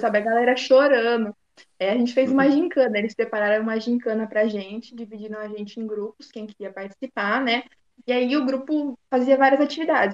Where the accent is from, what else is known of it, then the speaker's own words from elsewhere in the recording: Americana, São Paulo, Brazil; sou aqui do interior de São Paulo, de uma cidade que chama Americana